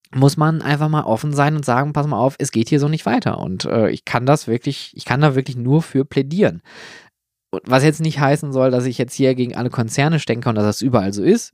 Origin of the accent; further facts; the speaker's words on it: Germany; hier bei uns in Deutschland